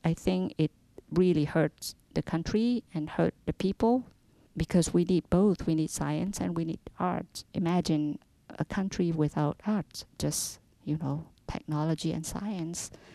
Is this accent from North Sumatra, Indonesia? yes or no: yes; Medan, North Sumatra, Indonesia; moved away as an adult; also born or lived in Germany; now in Pittsburgh, United States; I was born in Indonesia in 1953. I grew up in a city called Medan. It's in the northern part of Sumatra.